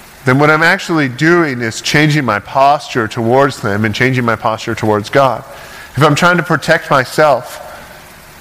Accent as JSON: {"language": "English", "region": "Ontario", "country": "Canada", "tie": "born or raised there", "also_born_or_lived": "Toccoa, Georgia", "moved": "yes", "lives_now": "Oregon, United States", "said": "I grew up in Ontario, in Canada, which it makes Oregon look conservative where I'm from"}